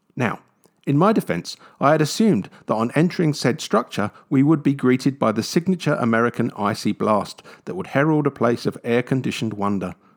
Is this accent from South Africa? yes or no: no; London, United Kingdom; I grew up in London